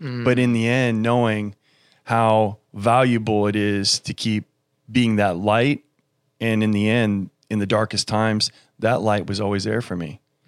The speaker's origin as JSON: {"language": "English", "country": "Germany", "tie": "born there", "said": "my father was military. He was a pilot. I was born in Germany, and my mother was English."}